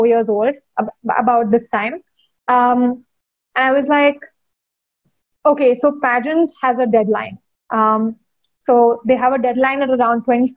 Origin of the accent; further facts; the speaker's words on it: India; growing up in India in the 90s